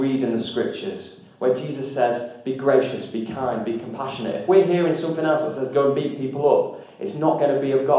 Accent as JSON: {"language": "English", "area": "Lancashire", "region": "North West England", "country": "United Kingdom", "moved": "as an adult", "lives_now": "Derbyshire, United Kingdom", "said": "If I go back to Lancashire, the homeland"}